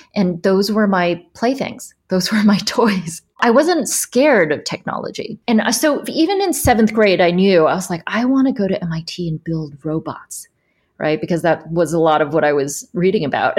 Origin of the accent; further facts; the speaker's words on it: United States; moved away as an adult; also born or lived in Shanghai, China; I'm this American